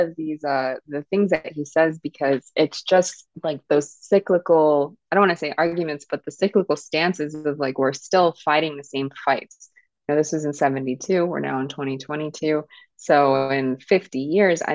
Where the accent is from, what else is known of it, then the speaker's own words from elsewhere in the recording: Kenya; I'm from Kenya, so Swahili.